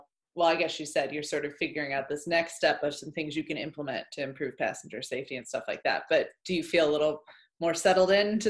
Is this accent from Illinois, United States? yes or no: no; Muncie, Indiana, United States; also born or lived in Virginia / Nashville, Tennessee; now in Columbus, United States; I'm from Muncie, Indiana.